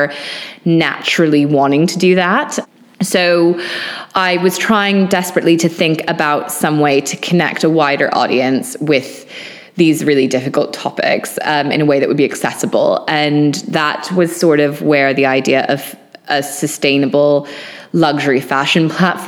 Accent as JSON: {"language": "English", "region": "Maine", "country": "United States", "tie": "born or raised there", "moved": "yes", "lives_now": "London, United Kingdom", "said": "growing up in Maine and in nature"}